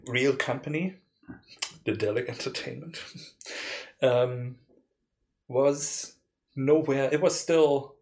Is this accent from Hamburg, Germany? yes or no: no; Leipzig, Saxony, Germany; we are from Leipzig. Well, he's not from here. I am from here, but we both live here